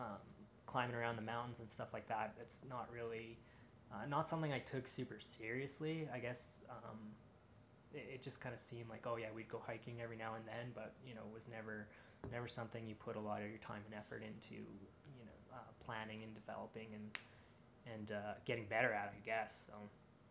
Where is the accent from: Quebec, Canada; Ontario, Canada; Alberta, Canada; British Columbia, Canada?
Alberta, Canada; Edmonton; I'm from Edmonton